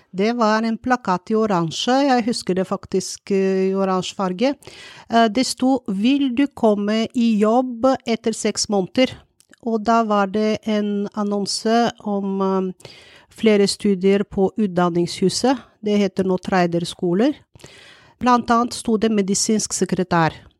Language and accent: Norwegian; Bulgaria; Norwegian is a second language; now in Norway; jeg kommer fra Bulgaria, jeg er jo utenlandsk